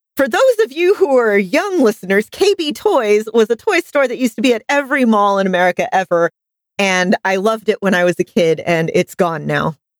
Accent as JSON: {"language": "English", "country": "United States", "accent": "American", "said": "my American accent"}